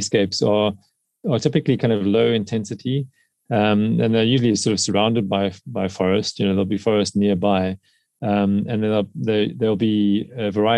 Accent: South Africa; in South Africa, in my home country

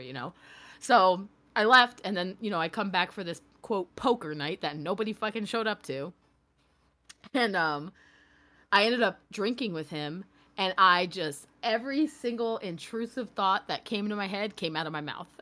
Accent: New York, United States; I grew up in New York

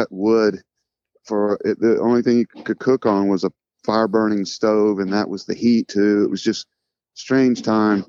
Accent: Stockbridge, Georgia, United States; also born or lived in Boston; had a studio in where we grew up in Stockbridge, Georgia.

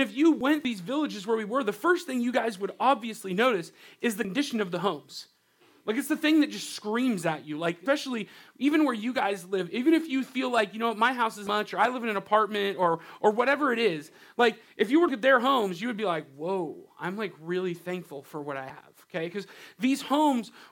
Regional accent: Riverside, California, United States; now in Washington, United States; I grew up in Southern California in this place called Riverside.

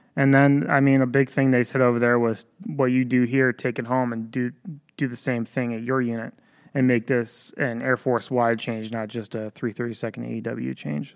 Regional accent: Ballston Spa, New York, United States; I grew up locally. I grew up in Boston Spa, New York, went to Boston Spa High School

